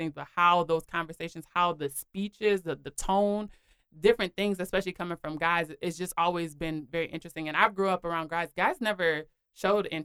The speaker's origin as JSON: {"language": "English", "town": "Minneapolis", "region": "Minnesota", "country": "United States", "tie": "born or raised there", "said": "I'm from Minneapolis, Minnesota. So in Minneapolis, growing up there"}